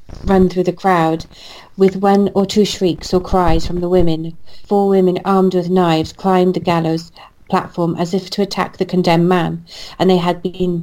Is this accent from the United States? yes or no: no; Swansea, Wales, United Kingdom; my hometown of Swansea